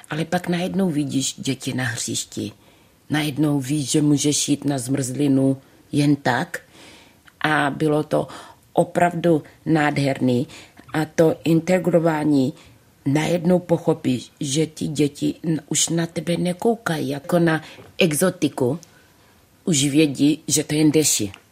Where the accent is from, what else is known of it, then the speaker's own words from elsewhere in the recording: Czechia; A najednou už si říkáš, jo, jsem Češka.